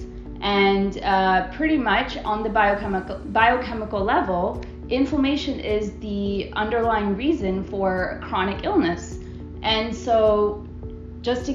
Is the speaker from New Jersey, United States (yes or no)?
yes; New Jersey, United States; moved away; also born or lived in San Francisco / Colombia; I'm originally from New Jersey.